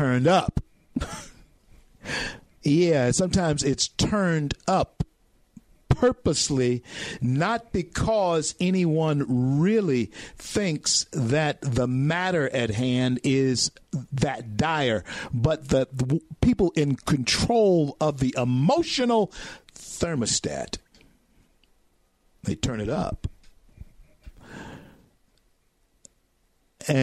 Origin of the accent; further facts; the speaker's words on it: Louisiana, United States; growing up in Louisiana